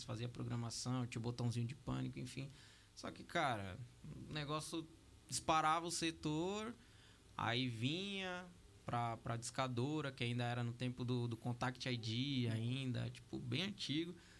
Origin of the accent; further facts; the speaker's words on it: Ferraz de Vasconcelos, São Paulo, Brazil; sou de Ferraz de Vasconcelos